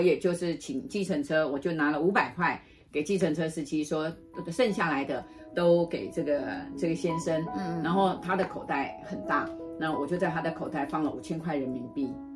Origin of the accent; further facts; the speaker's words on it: Taiwan; 我是台湾来的